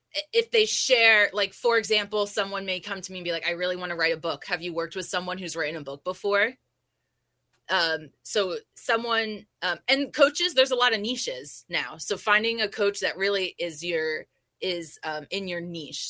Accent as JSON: {"language": "English", "region": "New Jersey", "country": "United States", "also_born_or_lived": "California", "moved": "yes", "said": "I'm from Jersey"}